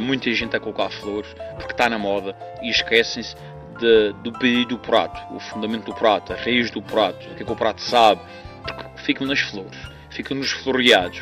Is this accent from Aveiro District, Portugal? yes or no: no; Madeira, Portugal; sou madeirense